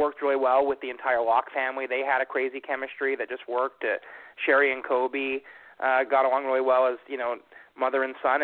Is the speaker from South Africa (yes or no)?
no; Canada; that is my hometown up here in Canada